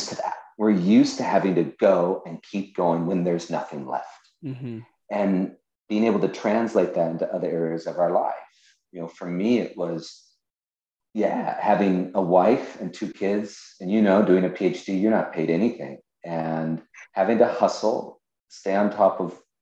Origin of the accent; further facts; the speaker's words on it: California, United States; moved away as an adult; now in Connecticut, United States; I'm from California. I'm 3,000 miles away from my family